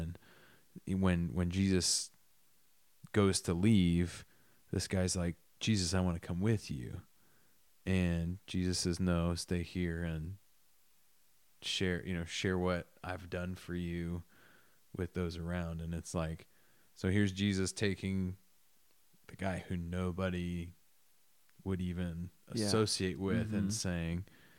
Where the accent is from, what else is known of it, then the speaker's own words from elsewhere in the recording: Millersburg, Indiana, United States; I grew up in Millersburg, Indiana.